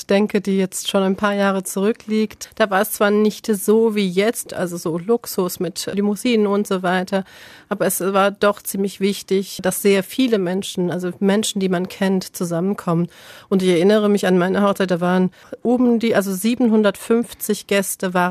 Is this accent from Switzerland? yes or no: no; Turkey; now in Germany; Das heißt, den größten Teil meiner Kindheit habe ich in der Türkei gelebt und deswegen bedeutet für mich Türkei eigentlich Kindheit.